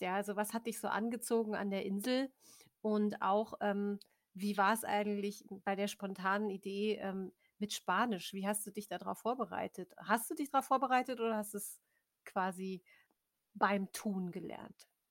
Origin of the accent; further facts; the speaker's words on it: Germany; als Deutscher